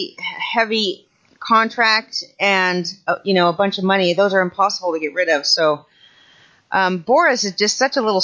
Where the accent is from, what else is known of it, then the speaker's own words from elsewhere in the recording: Southern California, United States; I was born in Southern California